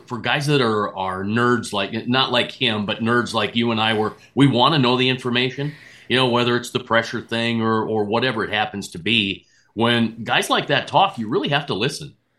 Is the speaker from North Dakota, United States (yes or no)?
yes; Rugby, North Dakota, United States; also born or lived in Grand Forks, North Dakota; now in South Dakota, United States; I grew up in Rugby, North Dakota